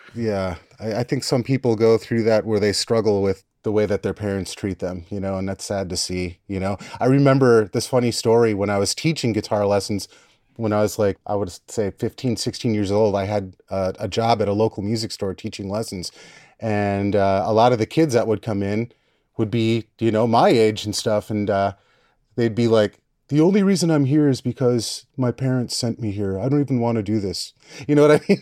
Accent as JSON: {"language": "English", "region": "Wisconsin", "country": "United States", "tie": "born or raised there", "accent": "Wisconsin", "moved": "as an adult", "lives_now": "Seattle, United States", "said": "I'm from Wisconsin. Grew up in the Midwest"}